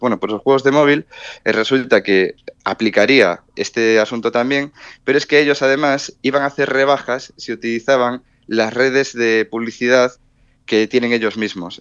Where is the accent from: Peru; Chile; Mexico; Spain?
Spain; allí creo que soy el único español, el primer español de hecho